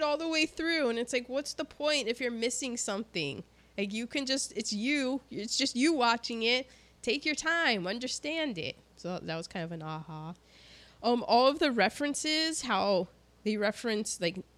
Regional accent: United States; I'm American

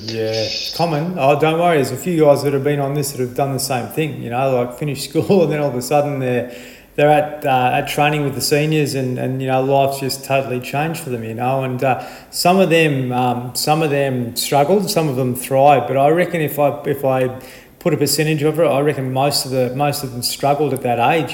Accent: Horsham, Victoria, Australia; when I was a young fella growing up in Horsham

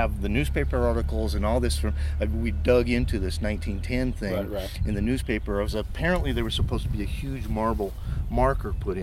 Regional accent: Helper, Utah, United States; I grew up in Helper

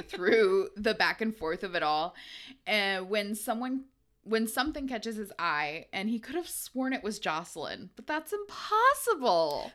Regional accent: United States; growing up in America in our age

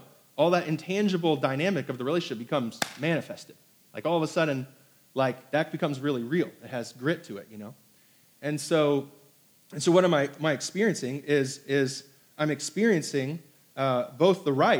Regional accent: Hong Kong; born there; because I was born in Hong Kong to an American mother

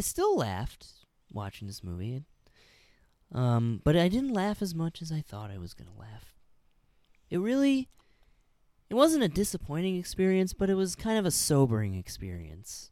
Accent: Illinois, United States; born or raised there; moved away

